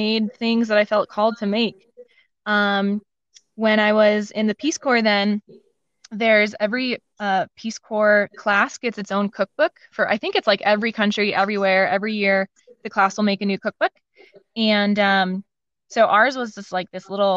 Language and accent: English; Madison, Wisconsin, United States; I didn't really want to stay in my hometown, Madison, Wisconsin